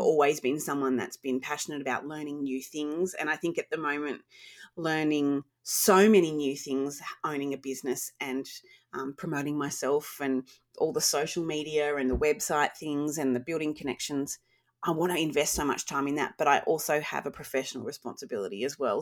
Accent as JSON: {"language": "English", "town": "Wagga Wagga", "region": "New South Wales", "country": "Australia", "tie": "born or raised there", "also_born_or_lived": "Sydney", "said": "I grew up in Wagga. I was really lucky to grow up in Wagga"}